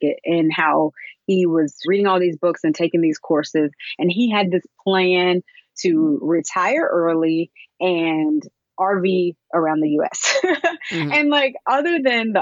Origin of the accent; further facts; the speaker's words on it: Alabama, United States; I'm originally from Alabama